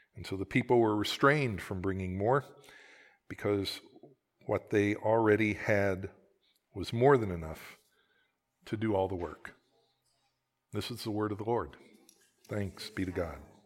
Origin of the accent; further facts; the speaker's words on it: Oklahoma, United States; I am from Oklahoma